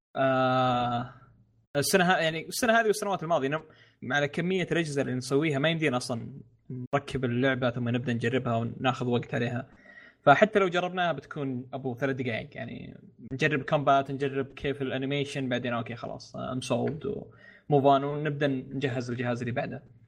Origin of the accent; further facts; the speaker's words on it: Saudi Arabia; عندنا في السعوديه